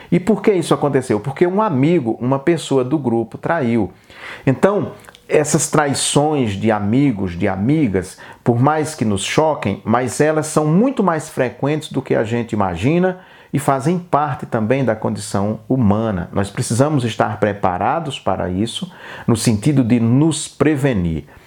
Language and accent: Portuguese; Brazil; nós, brasileiros